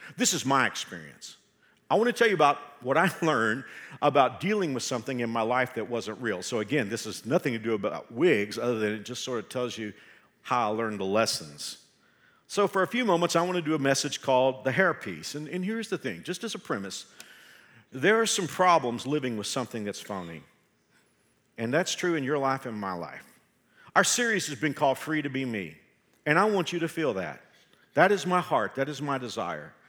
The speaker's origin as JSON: {"language": "English", "region": "Texas", "country": "United States", "said": "I can say that I'm a Texan"}